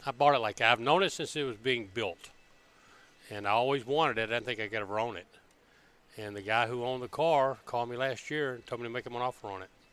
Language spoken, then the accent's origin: English; Birmingham, Alabama, United States; moved away as an adult; Born and raised in Birmingham, Alabama